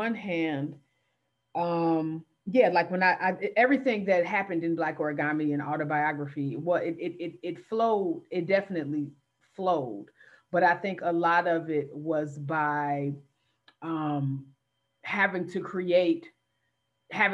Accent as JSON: {"language": "English", "town": "Gary", "region": "Indiana", "country": "United States", "tie": "born or raised there", "said": "having grown up in Gary"}